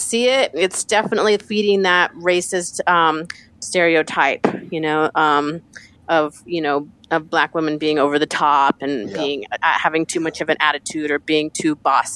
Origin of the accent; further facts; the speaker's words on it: Denver, Colorado, United States; I'm a Denver native. So I'm like, Northside